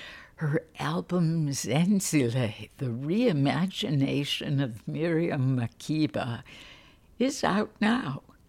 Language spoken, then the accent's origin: English; Chicago, Illinois, United States; this is the Illinois girl talking, right? I grew up in Chicago. I know what you're talking about.